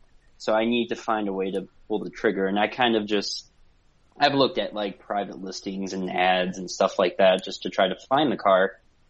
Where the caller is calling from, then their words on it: St. Louis, Missouri, United States; Yeah, I'm calling from St. Louis, Missouri.